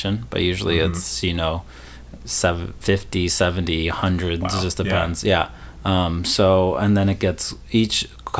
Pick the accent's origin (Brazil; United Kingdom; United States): United States; Chicago, Illinois; I grew up in the north suburbs of Chicago